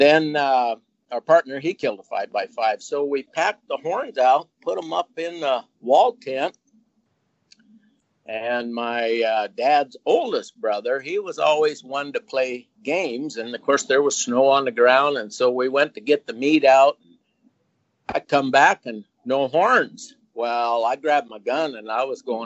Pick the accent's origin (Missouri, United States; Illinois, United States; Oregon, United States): Oregon, United States; Molalla; moved away as an adult; also born or lived in Alaska; I grew up in Oregon and a little town, logging town called Molalla there.